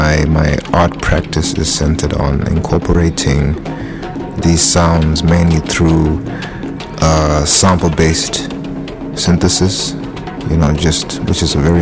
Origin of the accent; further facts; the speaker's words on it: Harare, Zimbabwe; I am from Harare, which is the capital city of Zimbabwe.